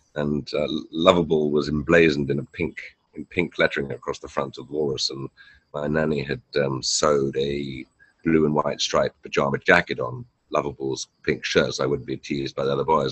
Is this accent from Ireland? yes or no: no; Hampshire, South East England, United Kingdom; moved away as an adult; also born or lived in New York / London; now in Canggu, Indonesia; I was born and raised in Hampshire in the south of England.